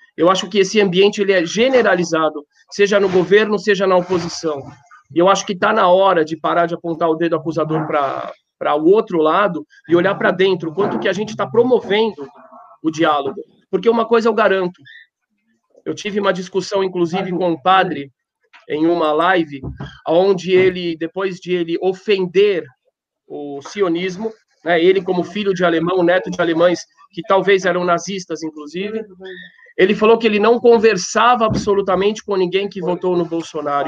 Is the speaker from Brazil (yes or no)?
yes; Brazil; eu faço parte do Brasil, eu sou brasileiro